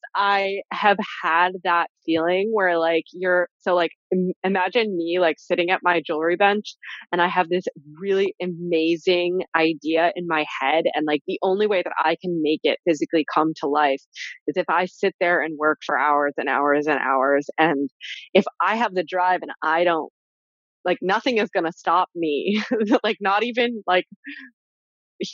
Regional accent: New York, United States; I'm from New York

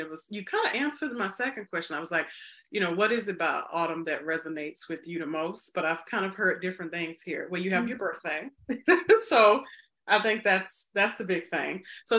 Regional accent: Mississippi, United States; now in Chicago, United States; because I grew up in the South, even though back to school for us was in August in Mississippi.

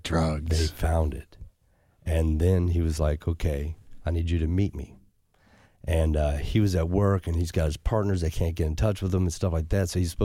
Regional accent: Puerto Rico; I've got people. I'm from Puerto Rico. You're a gringo. I can go down there.

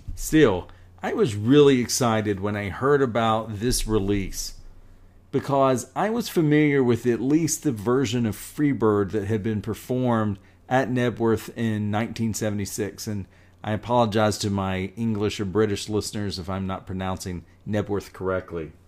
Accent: North Carolina, United States; I am a Southerner. I was born in North Carolina.

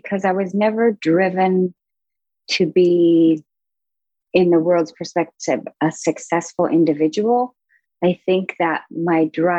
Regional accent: Manhattan, Kansas, United States; moved away; I grew up in Manhattan, Kansas, of all places.

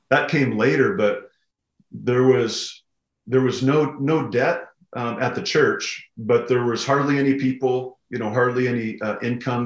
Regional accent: Pocatello, Idaho, United States; moved away as an adult; also born or lived in Missouri; now in Kalispell, United States; I grew up in Southeast Idaho in a town called Pocatello

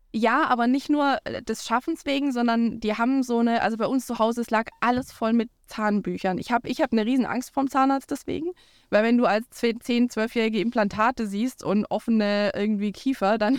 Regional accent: Swabia, Baden-Württemberg, Germany; now in Schleswig-Holstein, Germany; ich bin aus Schwaben

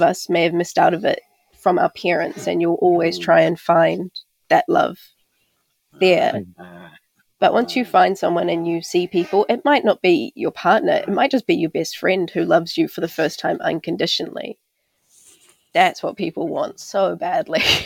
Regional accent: Auckland, New Zealand; also born or lived in Takapuna; I grew up out in West Auckland and out in South Auckland

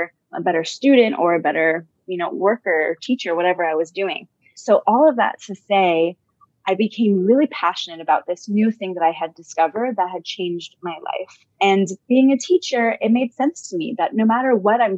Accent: Southern California, United States; also born or lived in Los Angeles / Israel / India; born and raised in Southern California

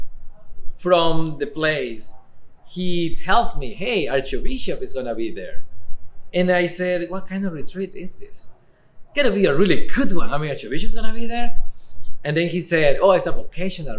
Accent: Ecuador; English is a second language; now in Eugene, United States; I am originally from Ecuador, but I'm living in Eugene for more than 15 years.

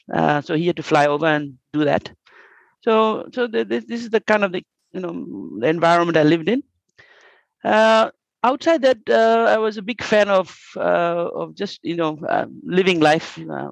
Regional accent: Fiji; moved away as an adult; also born or lived in Australia / Malaysia / Singapore; now in Japan; I grew up in Fiji, loving the place. I educated in Australia, came back to Fiji

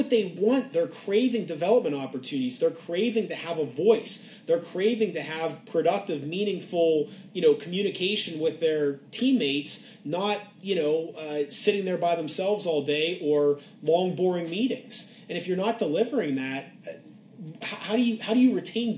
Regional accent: Pittsburgh, Pennsylvania, United States; moved away; I grew up in Pittsburgh

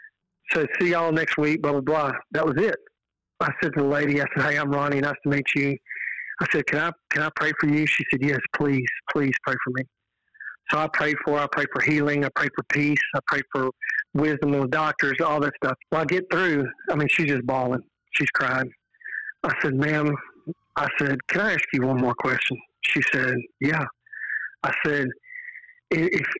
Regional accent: Texas, United States; I'm from Texas." She said, "Yeah, I can tell by the accent."

